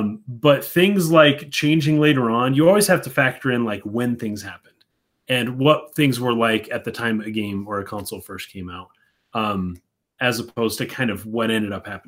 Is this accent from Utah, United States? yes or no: yes; Utah, United States; Atheist, yes, we're from Utah.